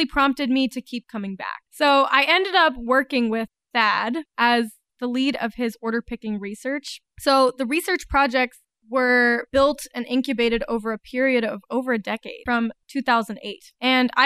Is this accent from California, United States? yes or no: no; Atlanta, Georgia, United States; moved away as an adult; now in Northwest Arkansas, United States; I grew up in Atlanta